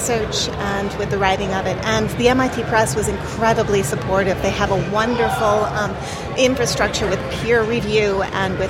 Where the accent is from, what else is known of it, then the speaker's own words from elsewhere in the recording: New York City, New York, United States; I'm actually from the New York City area